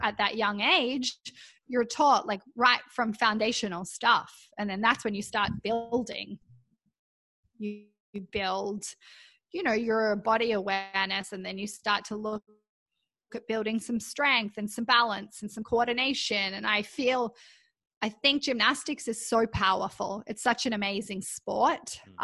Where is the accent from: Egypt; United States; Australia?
Australia; Canberra, Australian Capital Territory; moved away as an adult; now in Vancouver, Canada; I was born in Canberra in Australia. And my primary school even had their own gymnasium there.